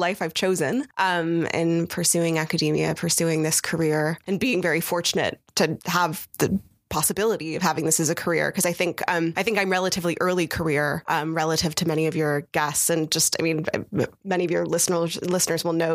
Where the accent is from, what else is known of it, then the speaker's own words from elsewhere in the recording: United States; growing up in the United States